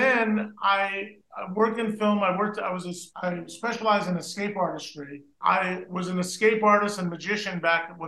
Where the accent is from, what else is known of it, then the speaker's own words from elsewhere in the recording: New Jersey, United States; kid growing up in New Jersey, and Joey and I both grew up in New Jersey